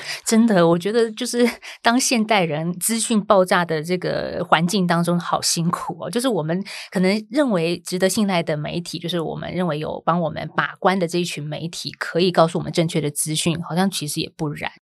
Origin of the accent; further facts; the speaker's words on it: Taiwan; 我们台湾人所常看的正体中文字